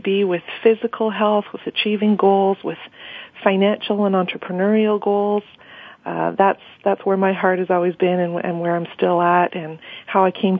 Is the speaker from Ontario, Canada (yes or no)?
no; Montreal, Quebec, Canada; moved away as an adult; now in Ottawa, Canada; I was born and raised in Montreal and have been living in Ottawa for about 10 years